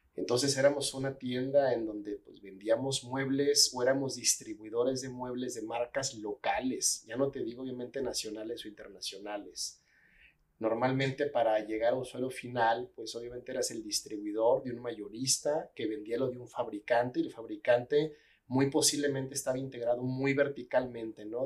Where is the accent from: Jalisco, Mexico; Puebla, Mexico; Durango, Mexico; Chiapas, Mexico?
Jalisco, Mexico; Guadalajara; nací aquí en Guadalajara